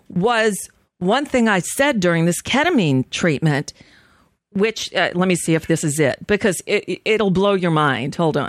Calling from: United States; Yes, hi. I'm calling from the United States. I'm just concerned about what's happening over there today.

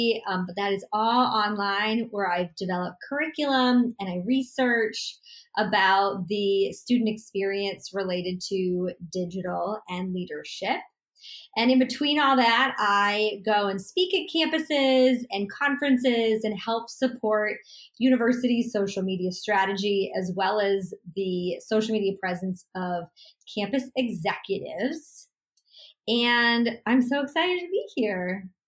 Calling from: Los Angeles, California, United States; I am streaming in from Los Angeles, California.

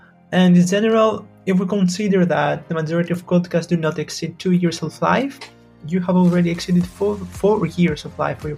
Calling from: Greece; I'm from Greece right now, and we can have this amazing conversation while having an internet connection

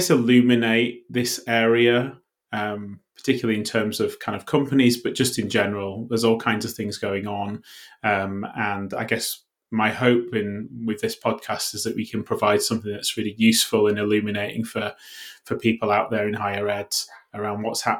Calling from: Cardiff, Wales, United Kingdom; I'm calling in from Cardiff in the UK.

